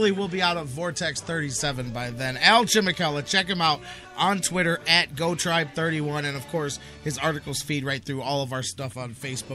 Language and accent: English; Cleveland, Ohio, United States; how proud we are to be from Cleveland, to be in Cleveland